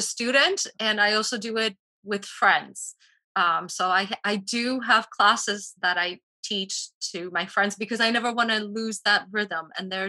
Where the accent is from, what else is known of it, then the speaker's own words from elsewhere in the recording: Poland; also born or lived in United States / Washington, D.C. / Costa Rica; now in Key Biscayne, United States; I am originally from Poland, and I immigrated to the States with my parents in 83. I then lived in the States for 15 years, worked in Washington, D.C. in public relations and so on. And then I went back to Poland